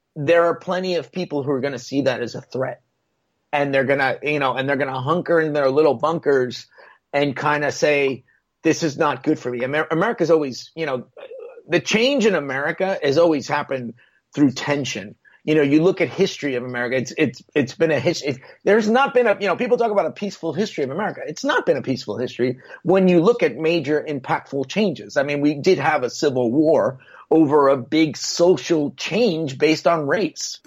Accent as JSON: {"language": "English", "country": "Puerto Rico", "moved": "yes", "lives_now": "United States", "said": "I'm from Puerto Rico."}